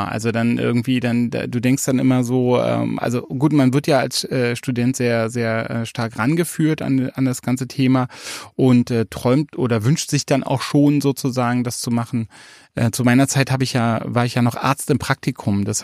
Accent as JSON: {"language": "German", "town": "Leipzig", "region": "Saxony", "country": "Germany", "tie": "born or raised there", "said": "Oh, schon wieder, schon wieder eine Spezialität aus meiner Heimatstadt Leipzig."}